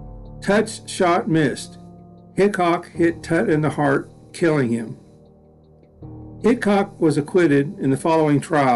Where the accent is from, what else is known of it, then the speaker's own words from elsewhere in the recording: Enid, Oklahoma, United States; In my hometown in Enid